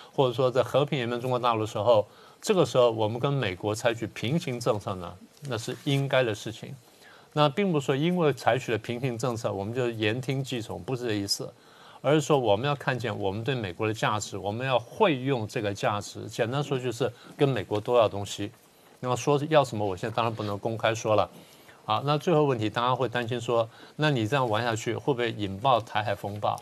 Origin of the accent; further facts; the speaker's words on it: Taiwan; 作为台湾人